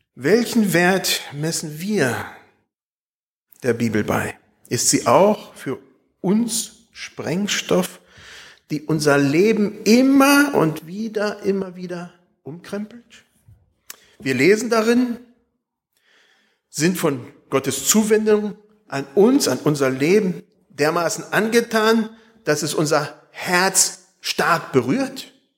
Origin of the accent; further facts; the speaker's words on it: Espelkamp, North Rhine-Westphalia, Germany; moved away; Als ich als Kind in Espelkamp wohnte